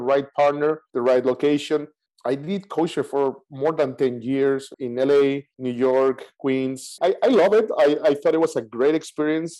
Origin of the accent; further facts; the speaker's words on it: Mexico City, Mexico; moved away as an adult; I grew up in Mexico City.